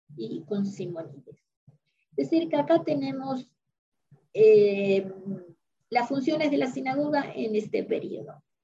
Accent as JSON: {"language": "Spanish", "country": "Argentina", "said": "los que somos de la Argentina estamos acostumbrados"}